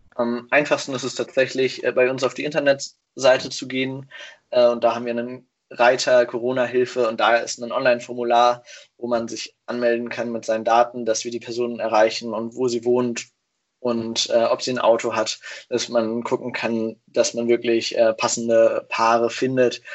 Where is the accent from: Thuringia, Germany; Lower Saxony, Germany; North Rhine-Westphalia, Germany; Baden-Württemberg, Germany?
Lower Saxony, Germany; Hanover; moved away as an adult; now in Kiel, Germany; Ich komme eigentlich aus Hannover